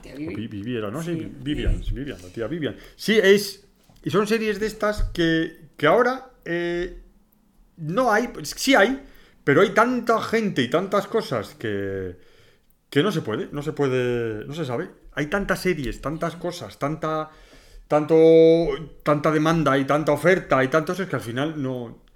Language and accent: Spanish; northern Spain, Spain; nosotros somos del norte también